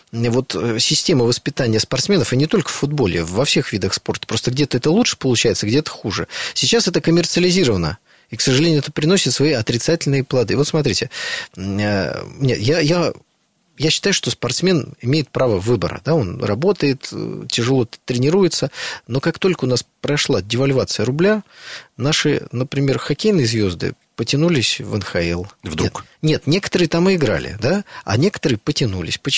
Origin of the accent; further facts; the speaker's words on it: Saint Petersburg, Russia; Ну вот я из Санкт-Петербурга, да, в Санкт-Петербурге все болеют за «Зенит».